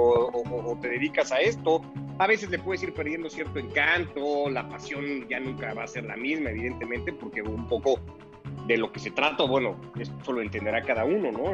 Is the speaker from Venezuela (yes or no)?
no; Mexico; Yo, ya nací en México, igual que mi hermana